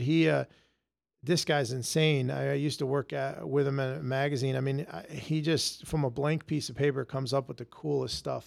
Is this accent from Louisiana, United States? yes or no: no; Connecticut, United States; Connecticut? I've been here all my life.